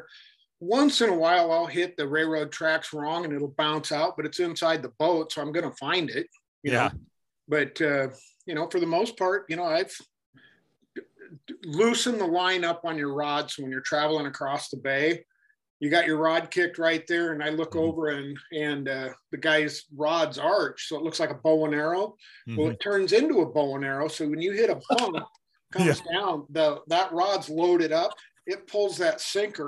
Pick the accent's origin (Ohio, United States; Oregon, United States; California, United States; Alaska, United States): Oregon, United States; West Linn; I grew up in West Lynn